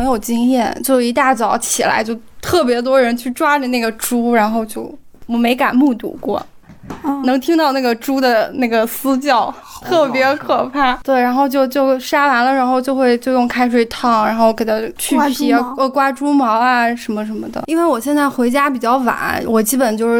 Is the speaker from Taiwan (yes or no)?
no; Yunnan, China; 我来自云南，是九零后。